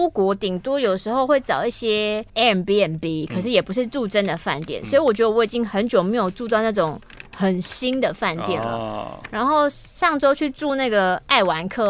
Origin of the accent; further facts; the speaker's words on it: Keelung, Taiwan; ，好想吃泡泡冰哦。